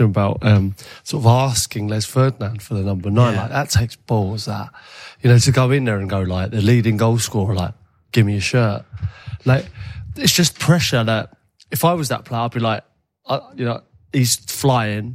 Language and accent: English; England, United Kingdom; being English